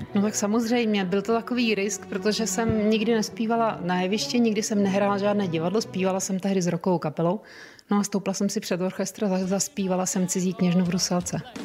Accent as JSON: {"language": "Czech", "country": "Czechia", "said": "jsem šťastná jako Češka"}